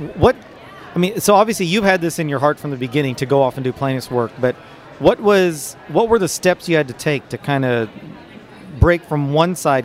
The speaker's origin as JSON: {"language": "English", "town": "Dallas", "region": "Texas", "country": "United States", "tie": "born or raised there", "said": "lovely Dallas, Texas, my hometown"}